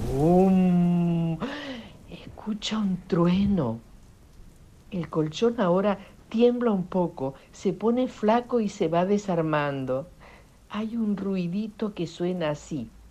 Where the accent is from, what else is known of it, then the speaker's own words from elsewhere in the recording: Italy; now in Argentina; nací en Italia.